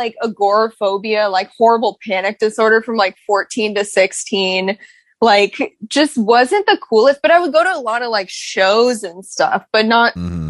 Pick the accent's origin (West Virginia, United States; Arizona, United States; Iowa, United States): Arizona, United States; Phoenix